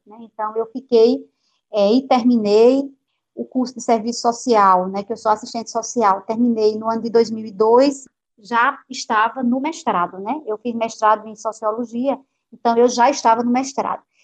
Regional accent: Juazeirinho, Paraíba, Brazil; accent: interior; moved away as an adult; also born or lived in Campina Grande, Brazil; now in Salvador, Brazil; eu me criei em Juazeirinho, né, na zona rural

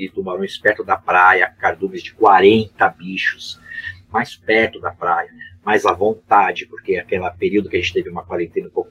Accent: Santos, São Paulo, Brazil; Eu fui criado aqui em Santos desde moleque. Eu saí daqui para morar fora só duas vezes. Estou aqui de novo. Eu era garoto aqui na, na, na Baía de Santos.

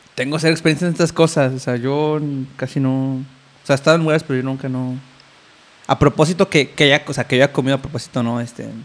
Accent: Mexico City, Mexico

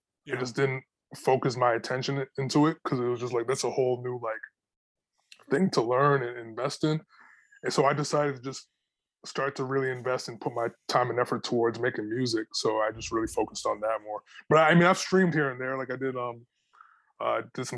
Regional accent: Toronto, Ontario, Canada; born or raised there

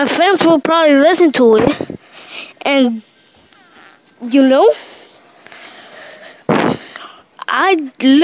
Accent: Dominican Republic; moved away; my hometown, Dominican Republic

